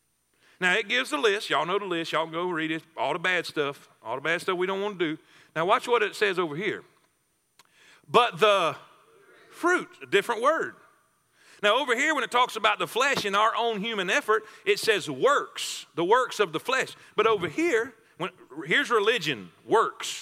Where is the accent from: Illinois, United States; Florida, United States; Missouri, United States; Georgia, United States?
Florida, United States; South; I grew up in South Florida around orange trees and grapefruit trees